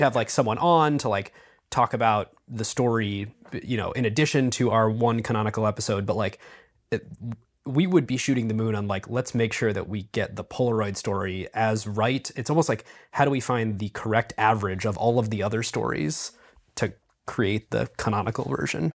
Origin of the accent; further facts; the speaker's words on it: Cleveland, Ohio, United States; I'm from Cleveland